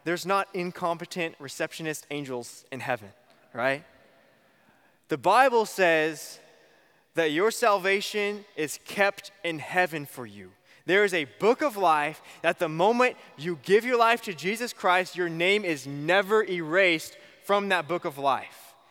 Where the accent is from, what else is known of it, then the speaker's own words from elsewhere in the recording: Bakersfield, California, United States; I'm from Bakersfield